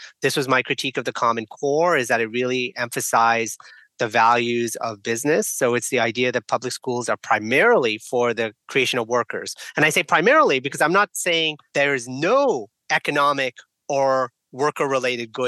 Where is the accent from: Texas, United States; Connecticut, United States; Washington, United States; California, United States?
California, United States; San Francisco Bay Area; also born or lived in India; I was born in India. I grew up here as an immigrant. And to me, growing up in the San Francisco Bay Area